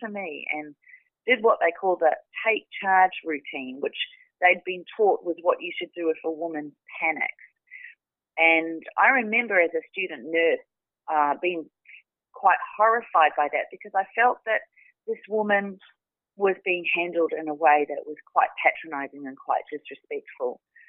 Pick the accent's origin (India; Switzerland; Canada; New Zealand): New Zealand; also born or lived in Australia; Yeah, so I grew up in New Zealand, although I was born in Australia. I grew up in New Zealand